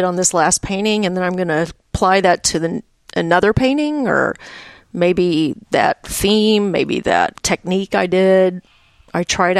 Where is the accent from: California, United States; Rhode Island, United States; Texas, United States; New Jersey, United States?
Texas, United States; Dallas; I grew up in Dallas